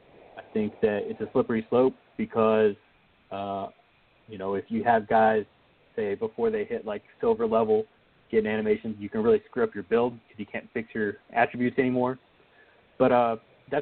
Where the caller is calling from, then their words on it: Claremore, Oklahoma, United States; from Claremore, Oklahoma, a.k.a.